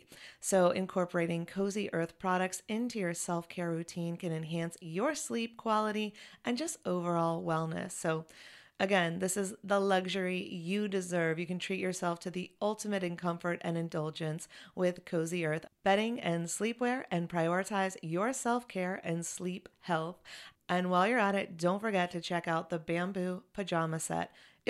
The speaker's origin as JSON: {"language": "English", "town": "Chapel Hill", "region": "North Carolina", "country": "United States", "tie": "born or raised there", "also_born_or_lived": "Los Angeles", "moved": "as an adult", "said": "Elle and I are from Chapel Hill, so our childhood home is Chapel Hill"}